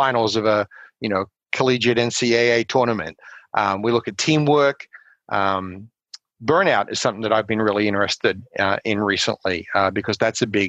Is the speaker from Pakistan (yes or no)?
no; Australia; moved away as an adult; also born or lived in South Carolina / Colorado Springs, Colorado; now in United States; growing up in Australia